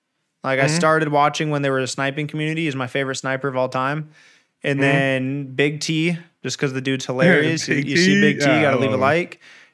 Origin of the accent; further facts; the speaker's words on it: Southern California, United States; I was born in Southern California. I'm used to like L.A. traffic.